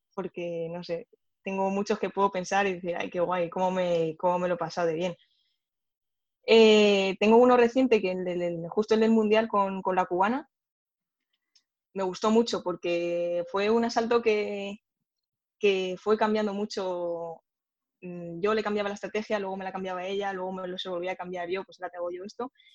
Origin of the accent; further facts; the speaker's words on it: Spain; en nuestro caso, también siendo españoles